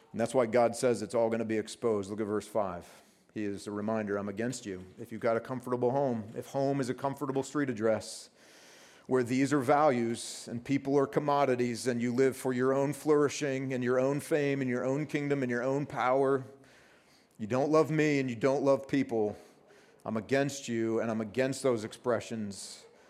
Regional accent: United States; from the States like I am

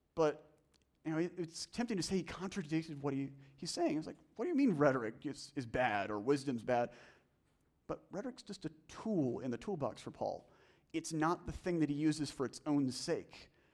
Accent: the South, United States; I'm from the South

